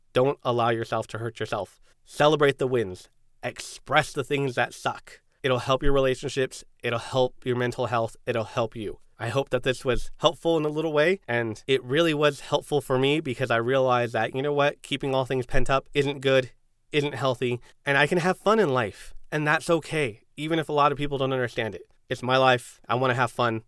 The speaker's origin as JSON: {"language": "English", "town": "San Diego", "region": "California", "country": "United States", "said": "I'm a Chicano from San Diego, first generation"}